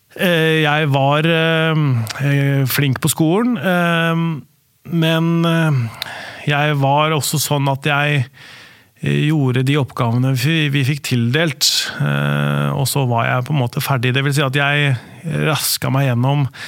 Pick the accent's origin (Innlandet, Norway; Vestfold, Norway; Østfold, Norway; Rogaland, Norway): Østfold, Norway; Spydeberg; also born or lived in Askim / Oslo; Der vokste jeg opp